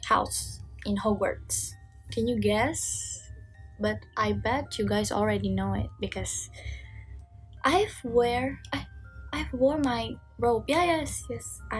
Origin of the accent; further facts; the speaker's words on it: Guangdong, China; Indonesian is a second language; Halo, aku dari Guangdong.